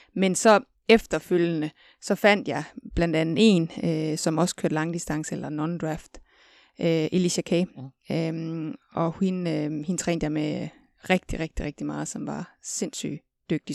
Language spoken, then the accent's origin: Danish; West Jutland, Central Denmark Region, Denmark; nu kommer jeg fra Vestjylland